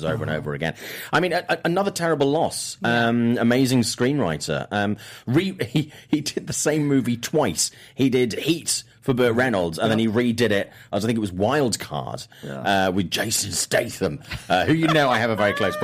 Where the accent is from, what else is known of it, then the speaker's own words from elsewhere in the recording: Swansea, Wales, United Kingdom; moved away; I lived in a town called city called Swansea, which is my hometown at the time.